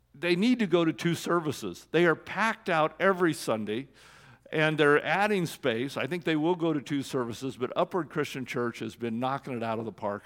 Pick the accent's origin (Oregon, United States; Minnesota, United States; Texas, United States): Oregon, United States; I was born in Oregon